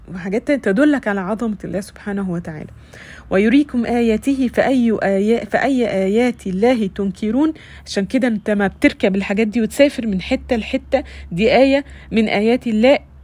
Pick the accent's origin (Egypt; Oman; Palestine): Egypt; عندنا في مصر